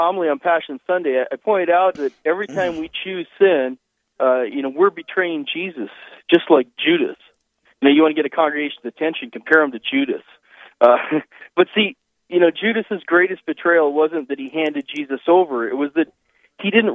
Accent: Missoula, Montana, United States; now in Sioux Falls, United States; I grew up in Missoula, Montana, up in the mountains.

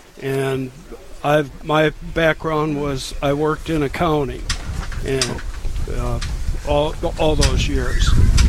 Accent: Rochester, Minnesota, United States; also born or lived in Winona, Minnesota; now in Kasson, United States; I grew up in Rochester, Minnesota, and went to St. Francis grade school and then Lourdes High School, and then went on to Rochester Community College and graduated from Winona State.

